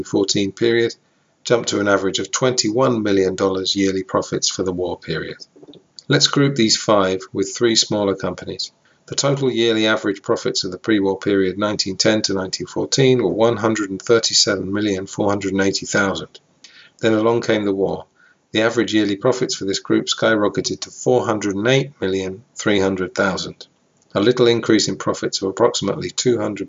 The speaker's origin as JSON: {"language": "English", "region": "England", "country": "United Kingdom", "said": "I'm from England"}